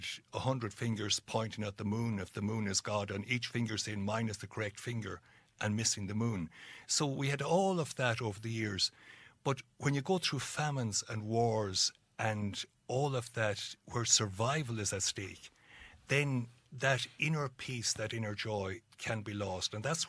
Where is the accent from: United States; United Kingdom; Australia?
United Kingdom; Dungiven, Northern Ireland; where I grew up in Dungiven, we gave ourselves auto-suggestions to feel miserable.